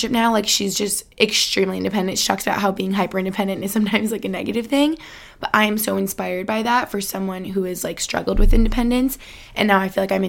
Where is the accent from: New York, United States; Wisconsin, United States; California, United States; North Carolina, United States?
New York, United States; Albany; also born or lived in Boston, Massachusetts; now in Allentown, United States; my hometown in Albany